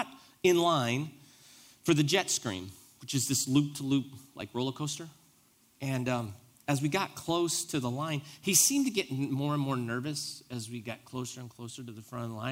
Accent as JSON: {"language": "English", "country": "United States", "said": "primarily as Americans, as an American Christian"}